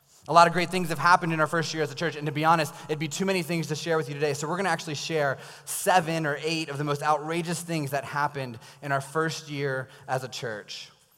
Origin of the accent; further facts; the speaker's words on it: Loudoun County, Virginia, United States; also born or lived in Tennessee / Maryland; now in Frederick, United States; I grew up in Loudoun County. I lived in Tennessee for 6 years.